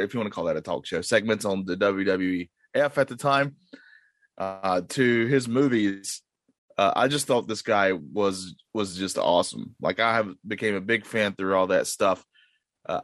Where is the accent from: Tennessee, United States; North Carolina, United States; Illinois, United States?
North Carolina, United States; I'm born and raised in North Carolina during the 90s